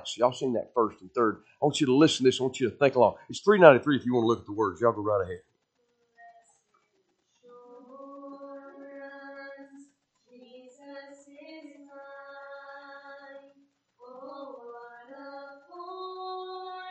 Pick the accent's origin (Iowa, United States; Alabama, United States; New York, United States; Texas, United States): Alabama, United States; also born or lived in South Carolina; now in Greenville, United States; I am from South Carolina. Actually, I'm from Alabama.